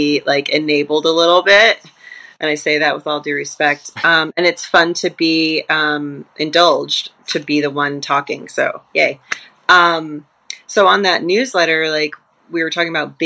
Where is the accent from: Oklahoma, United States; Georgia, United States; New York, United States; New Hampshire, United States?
New Hampshire, United States; the University of New Hampshire in my home state